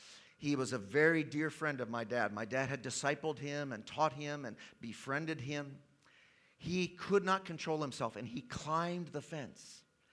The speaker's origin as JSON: {"language": "English", "country": "Tanzania", "tie": "born there", "said": "I was born in East Africa, in the country of Tanzania. My parents were missionaries there."}